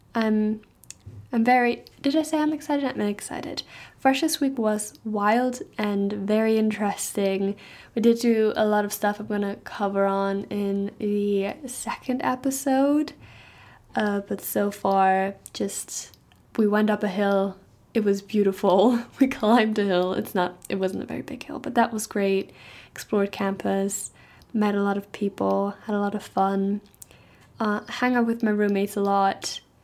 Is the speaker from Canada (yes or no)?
no; Germany; English is a second language; moved away as an adult; now in Stirling, United Kingdom; I'm actually from Germany